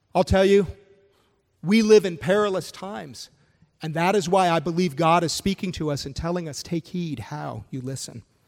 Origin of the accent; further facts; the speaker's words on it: Canada; moved away; I'm originally from Canada